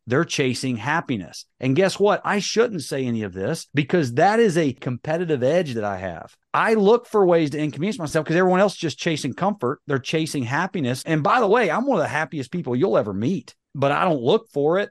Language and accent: English; North Carolina, United States; accent: Southern drawl; I'm from North Carolina, you know, I got a little bit of Southern drawl